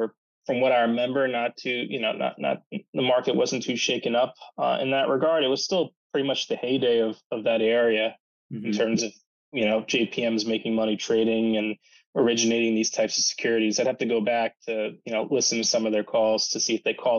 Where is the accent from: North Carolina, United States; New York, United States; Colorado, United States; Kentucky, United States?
New York, United States; New York City; I'm from Manhattan